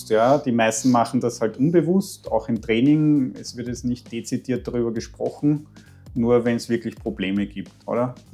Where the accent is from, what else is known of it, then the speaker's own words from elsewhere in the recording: Tyrol, Austria; ich komme aus Tirol